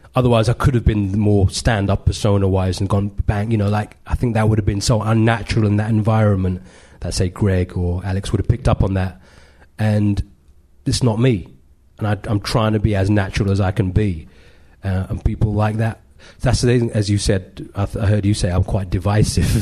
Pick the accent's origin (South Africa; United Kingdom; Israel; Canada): United Kingdom; London; I grew up in Edgware and I was born in London in the 70s